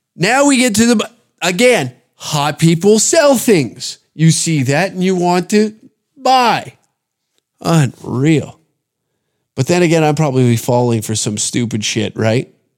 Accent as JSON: {"language": "English", "country": "Canada", "said": "I'm speaking as a Canadian"}